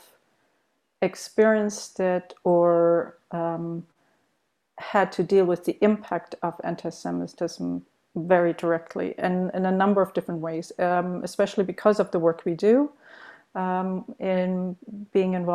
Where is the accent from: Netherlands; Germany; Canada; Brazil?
Germany; moved away as an adult; also born or lived in United States; I myself grew up in Germany. I was born in Germany, and I did my grammar in high school in Germany